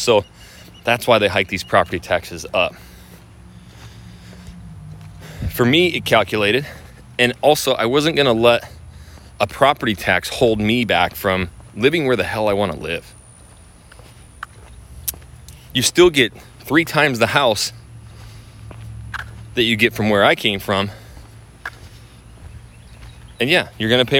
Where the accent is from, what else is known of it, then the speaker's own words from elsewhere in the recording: Idaho, United States; now in Houston, United States; I'm from Idaho